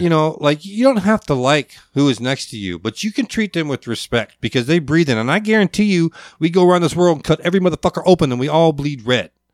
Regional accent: Alaska, United States; also born or lived in Providence / Lakewood, Washington; growing up in Alaska and my family

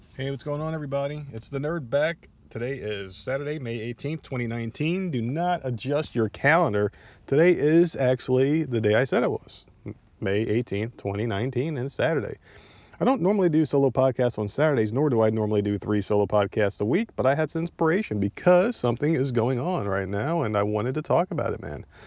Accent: South Carolina, United States; I'm from South Carolina

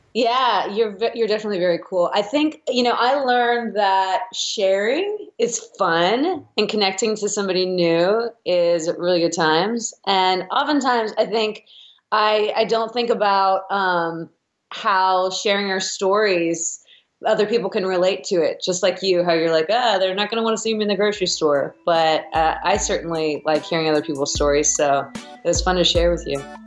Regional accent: Midwest, United States; I grew up in the Midwest

